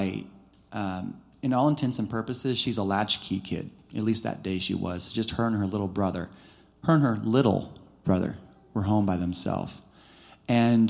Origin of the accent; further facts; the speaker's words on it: United States; being an American without the language